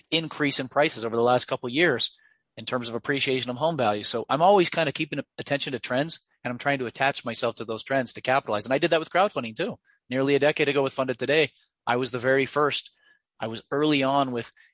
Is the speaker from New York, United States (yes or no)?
no; Ogden, Utah, United States; a diesel mechanic repair shop out of my hometown of Ogden, Utah